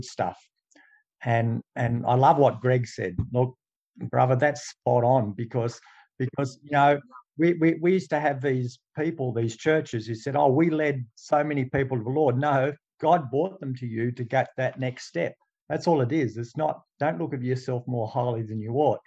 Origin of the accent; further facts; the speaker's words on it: Dubbo, New South Wales, Australia; I come from Dubbo